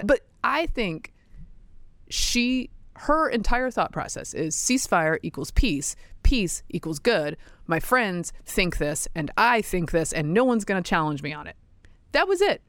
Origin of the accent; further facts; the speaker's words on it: the American South, United States; I'm a Southerner